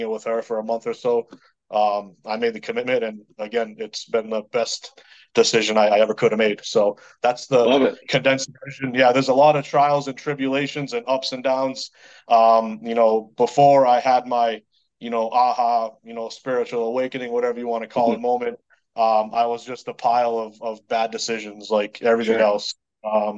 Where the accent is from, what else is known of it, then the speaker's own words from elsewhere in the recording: Lowell, Massachusetts, United States; accent: Boston; I'm from, I grew up in Lowell, Massachusetts. So I'm a Boston native.